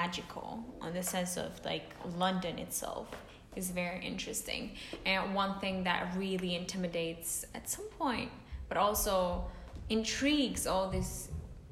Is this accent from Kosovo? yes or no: yes; Kosovo; moved away; I'm from Kosovo, for people who don't know, which is a country in the Balkans